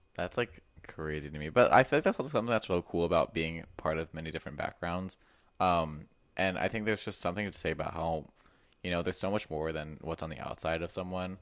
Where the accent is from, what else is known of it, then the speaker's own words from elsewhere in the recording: United States; I'm very American